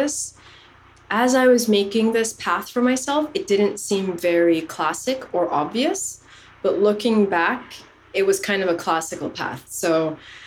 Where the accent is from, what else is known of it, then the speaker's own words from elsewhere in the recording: Canada; moved away as an adult; also born or lived in Somalia; now in France; I was born in Somalia. I was raised in Canada and I've been living in France for about 10 years now.